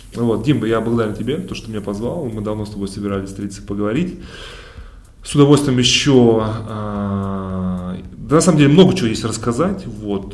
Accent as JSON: {"language": "Russian", "town": "Kemerovo", "region": "Kemerovo Oblast", "country": "Russia", "tie": "born or raised there", "also_born_or_lived": "Kazan", "moved": "yes", "said": "я из Кемерово."}